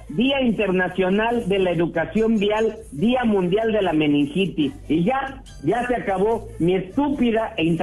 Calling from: Mexicali, Baja California, Mexico; Desde Mexicali, Baja California

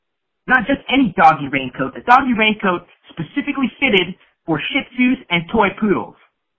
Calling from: Santa Barbara, California, United States; from Santa Barbara

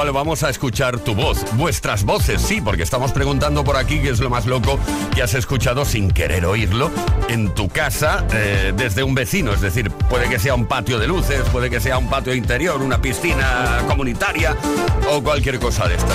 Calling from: Zaragoza, Aragon, Spain; de Zaragoza.

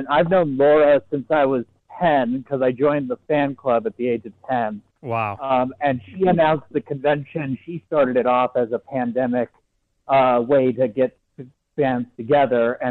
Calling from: Denver, Colorado, United States; I'm calling from Colorado, Denver, Colorado.

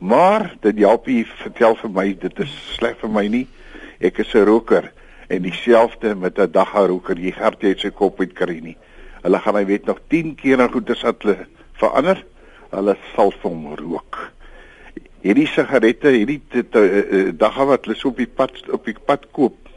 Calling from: Western Cape, South Africa; van die Weskus.

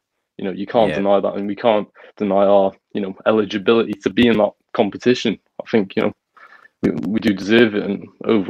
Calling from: North West England, United Kingdom

